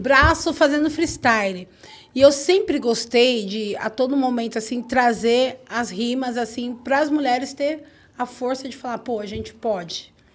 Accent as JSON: {"language": "Portuguese", "town": "Cotia", "region": "São Paulo", "country": "Brazil", "tie": "born or raised there", "said": "Eu nasci em Cotia"}